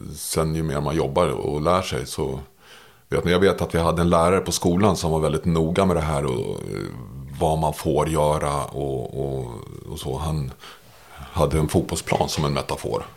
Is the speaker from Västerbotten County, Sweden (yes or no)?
no; Märsta, Stockholm County, Sweden; jag växte upp i Märsta